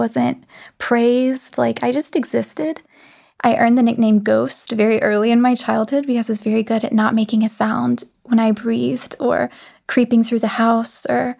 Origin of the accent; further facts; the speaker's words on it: the South, United States; accent: Southern; Like, I'm from the South originally, and you wouldn't know it to hear my voice.